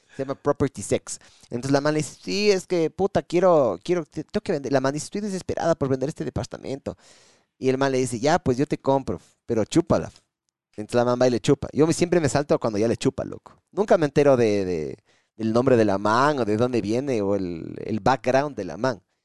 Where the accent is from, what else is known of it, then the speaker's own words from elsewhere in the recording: Ecuador; aquí en el Ecuador